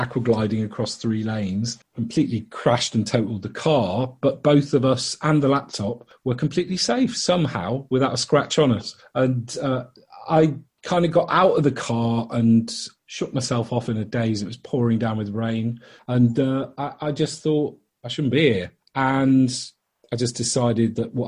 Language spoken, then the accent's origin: English; Liverpool, North West England, United Kingdom; now in London, United Kingdom; I grew up in Liverpool originally and then moved to London, northwest, east, and then southeast for the last 26 years